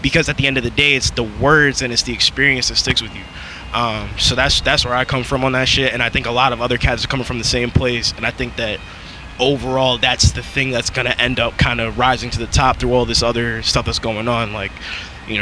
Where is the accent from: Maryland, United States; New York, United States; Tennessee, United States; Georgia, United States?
New York, United States; upstate; I'm from New York, but I'm from like the upper part of New York